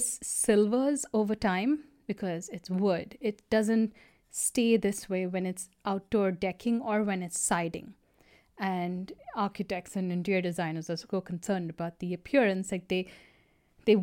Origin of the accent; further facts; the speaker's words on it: United States; I'm an American too.